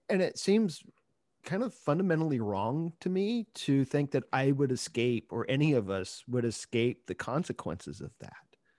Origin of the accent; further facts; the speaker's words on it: Ohio, United States; moved away; I grew up in Ohio